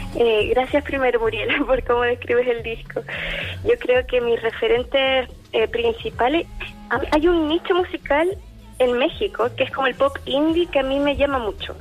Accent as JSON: {"language": "Spanish", "town": "Santa Cruz", "region": "O'Higgins", "country": "Chile", "tie": "born or raised there", "said": "yo vengo de región, vengo de Santa Cruz"}